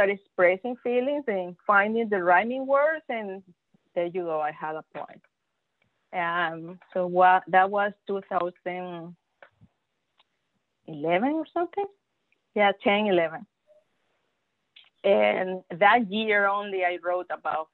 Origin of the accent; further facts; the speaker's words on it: Venezuela; first language Spanish; English is a second language; moved away as an adult; now in Texas, United States; I am from Venezuela